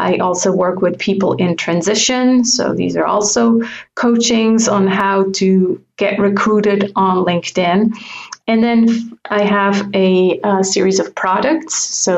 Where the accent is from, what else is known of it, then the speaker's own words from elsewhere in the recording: German-speaking Switzerland, Switzerland; English is a second language; now in French-speaking Switzerland; So yes, I now live in the French part, even though I grew up in the German part. And I do speak fluent French